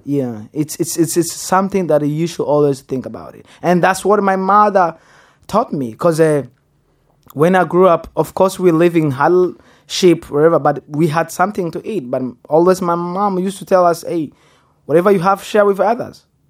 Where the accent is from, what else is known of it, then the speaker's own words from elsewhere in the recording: Goma, North Kivu, DR Congo; English is a second language; now in Texas, United States; I was born in Congo. Which place? Goma. Which place? Birere.